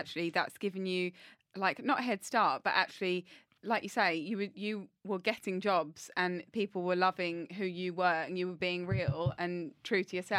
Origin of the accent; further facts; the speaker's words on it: Essex, East of England, United Kingdom; also born or lived in Leytonstone, London; we are from Essex